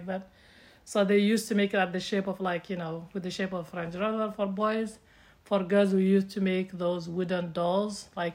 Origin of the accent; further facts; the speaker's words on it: Mauritania; moved away as an adult; also born or lived in Chicago area, United States; now in United States; I'm from Mauritania. I was born and grew up in Mauritania until I was almost 24. Moved to USA